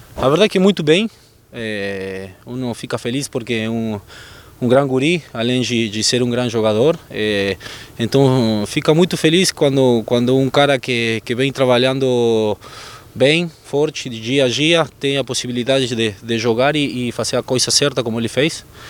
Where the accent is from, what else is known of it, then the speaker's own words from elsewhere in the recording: Argentina; Portuguese is a second language; moved away as an adult; now in Brazil; eu, como argentino